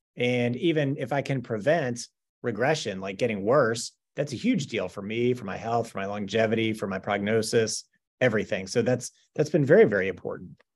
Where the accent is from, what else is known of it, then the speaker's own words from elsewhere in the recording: Owensboro, Kentucky, United States; I was born in Owensboro, Kentucky, which, especially at the time, not, not, not a huge city in Western Kentucky